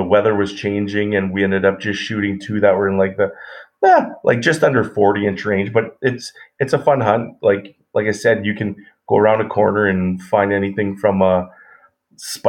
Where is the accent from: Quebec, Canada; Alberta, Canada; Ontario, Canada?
Alberta, Canada; Edmonton; I grew up in Edmonton, Alberta